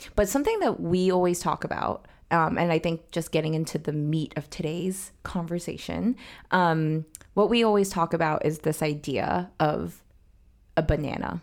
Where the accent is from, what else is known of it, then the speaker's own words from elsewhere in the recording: New York, United States; where I grew up in New York, it was super mixed